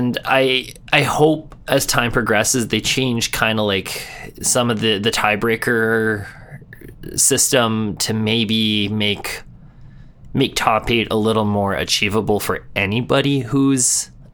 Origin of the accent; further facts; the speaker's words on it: Edmonton, Alberta, Canada; my hometown here in Edmonton.